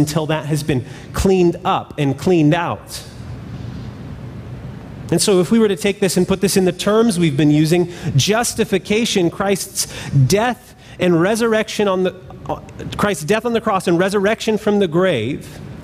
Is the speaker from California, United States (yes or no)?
yes; California, United States; When I was young, I grew up in California